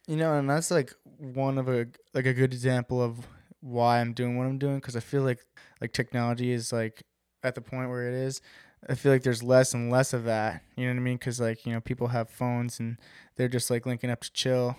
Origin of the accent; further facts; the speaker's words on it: West Babylon, New York, United States; I grew up on the South Shore of Long Island